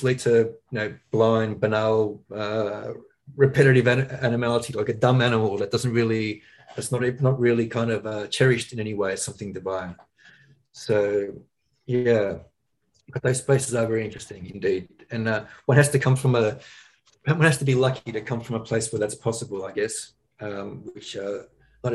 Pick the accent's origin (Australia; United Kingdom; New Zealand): Australia; growing up in Australia